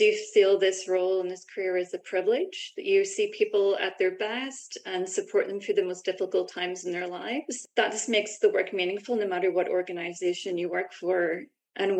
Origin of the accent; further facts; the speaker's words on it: Belfast, Northern Ireland, United Kingdom; moved away as an adult; also born or lived in London, United Kingdom; now in Vancouver, Canada; as you can probably tell from my accent, I'm from Belfast, Northern Ireland originally.